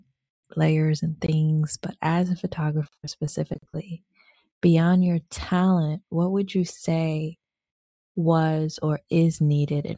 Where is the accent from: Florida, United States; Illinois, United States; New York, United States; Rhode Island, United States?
Rhode Island, United States; now in DMV area, United States; I'm originally from Rhode Island. And so when I first came out to the DMV area